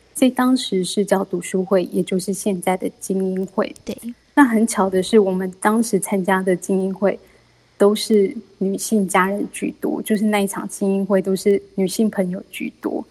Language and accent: Chinese; Kaohsiung, Taiwan; 我是来自高雄的